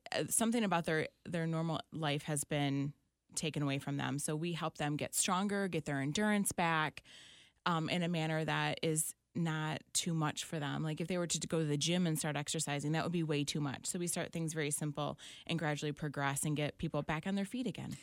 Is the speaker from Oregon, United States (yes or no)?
no; Clinton, Michigan, United States; born or raised there; also born or lived in Saline, Michigan / Britton, Michigan